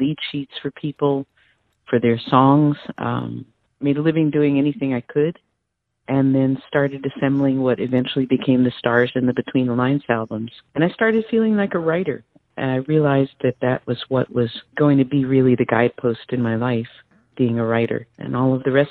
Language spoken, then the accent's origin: English; United States; also born or lived in New Jersey; I was New York, New Jersey